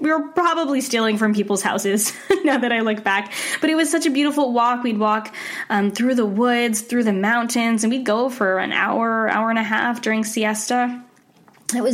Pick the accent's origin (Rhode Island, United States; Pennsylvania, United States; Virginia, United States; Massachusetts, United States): Rhode Island, United States; I grew up in Rhode Island